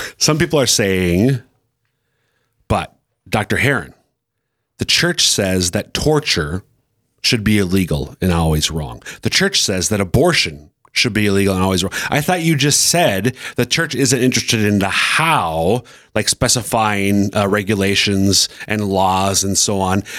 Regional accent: Central Minnesota, United States; now in Sioux Falls, United States; I'm from Central Minnesota

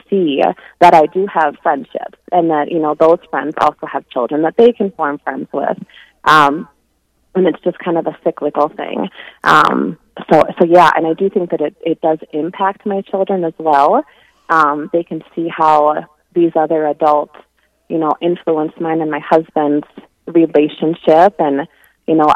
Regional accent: Rapid City, South Dakota, United States; also born or lived in Spearfish, South Dakota; I grew up in Rapid City

